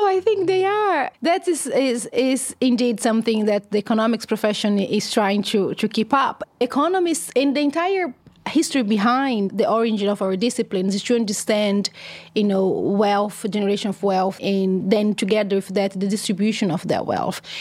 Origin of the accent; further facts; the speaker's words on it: São Carlos, São Paulo, Brazil; My hometown is, uh, called São Carlos, which is around three hours away from São Paulo, the big city